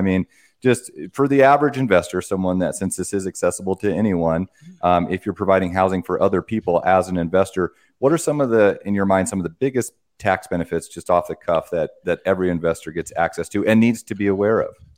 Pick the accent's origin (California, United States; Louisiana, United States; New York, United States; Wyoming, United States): Wyoming, United States; I come from a farming family. I'm, I'm from Wyoming